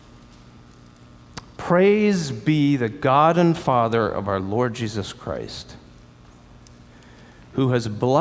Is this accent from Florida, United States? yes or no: yes; Sarasota, Florida, United States; moved away as an adult; This is my home that I grew up in Sarasota, Florida